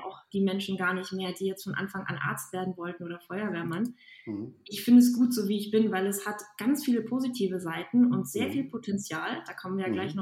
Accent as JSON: {"language": "German", "town": "Aachen", "region": "North Rhine-Westphalia", "country": "Germany", "said": "Ich komme aus der Ecke von Aachen"}